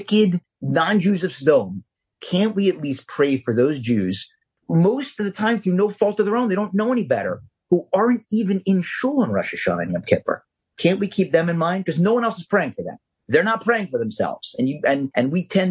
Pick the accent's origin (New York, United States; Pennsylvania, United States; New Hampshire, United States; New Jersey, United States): Pennsylvania, United States; Philadelphia; I'm from Philly